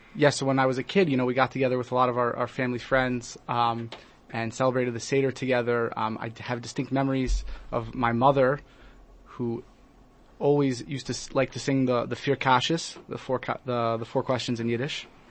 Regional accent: Portland, Oregon, United States; now in Johannesburg, South Africa; I grew up in America in a place called Portland, Oregon

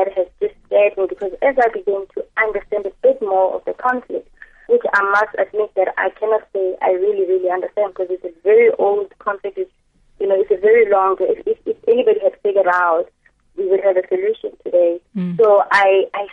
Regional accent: South Africa; being a South African

